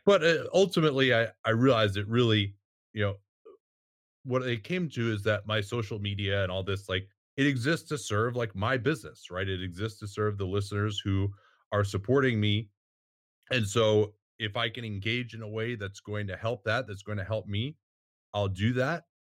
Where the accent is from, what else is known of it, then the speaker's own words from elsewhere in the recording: Chicago, Illinois, United States; moved away; also born or lived in San Francisco; growing up in Chicago and, and watching the nineties Bulls